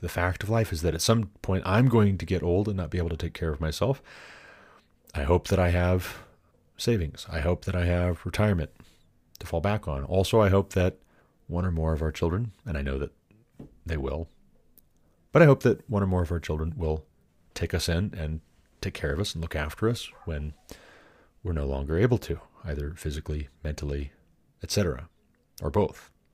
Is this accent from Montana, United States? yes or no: yes; Montana, United States; moved away as an adult; now in Colorado, United States; in my home state